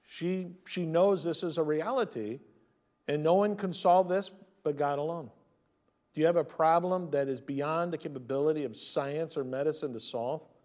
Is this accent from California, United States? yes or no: yes; near San Francisco, California, United States; Growing up near San Francisco